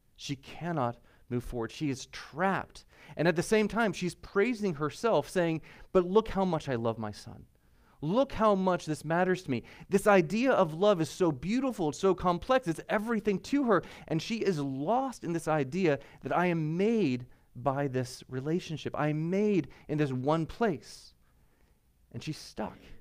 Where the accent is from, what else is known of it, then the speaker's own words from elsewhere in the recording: United States; I'm American